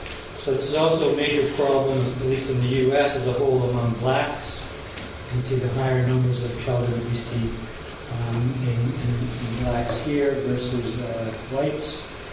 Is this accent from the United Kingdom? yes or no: yes; Glasgow, Scotland, United Kingdom; now in Los Angeles, United States; I'm from Glasgow originally, and it was really terrible. I lost my accent a long time ago. Very sad. Try and bring it back on. But I've been living in the U.S. for 20 years, Los Angeles for 12 years.